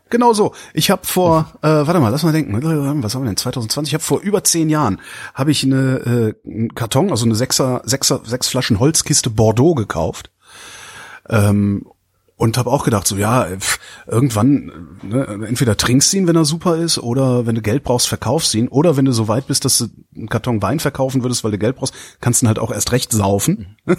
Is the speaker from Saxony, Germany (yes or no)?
no; Cologne, North Rhine-Westphalia, Germany; ich komme ja aus Köln, das ist Ruhrgebiet nicht weit